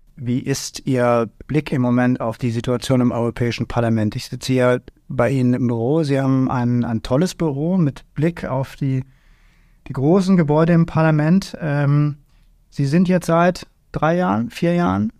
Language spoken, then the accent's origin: German; Germany; bei uns in Deutschland